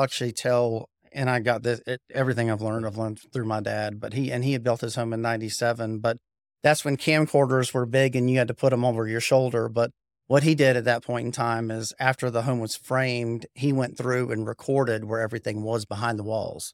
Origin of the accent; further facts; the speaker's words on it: Raleigh, North Carolina, United States; also born or lived in Cary, North Carolina; I was born and raised in Raleigh, went, lived in Cary my whole life, but went to Apex High School